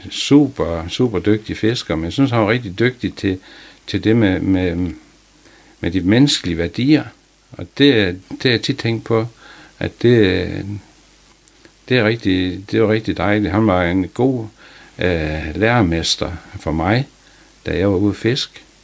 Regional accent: Lohals, Southern Denmark, Denmark; Jeg kommer fra Lohals og mm, kommer ud af en fiskeslægt.

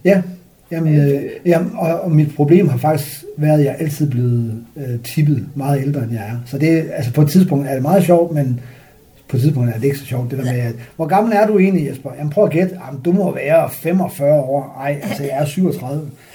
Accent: Frederikshavn, North Denmark Region, Denmark; moved away; also born or lived in Hobro; jeg er vokset op i Frederikshavn

